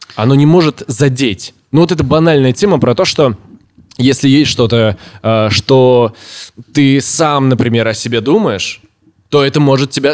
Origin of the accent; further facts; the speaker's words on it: Orenburg, Orenburg Oblast, Russia; я всю жизнь в России. Я с первого года жизни, да, в Оренбурге мы переехали, когда мне был год.